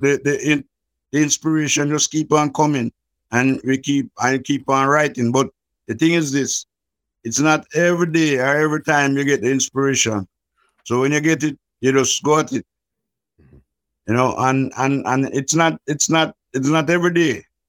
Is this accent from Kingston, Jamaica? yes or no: yes; Kingston, Jamaica; I was born in Jubilee Hospital in Kingston, and I grew up in the ghettos of Trenchtown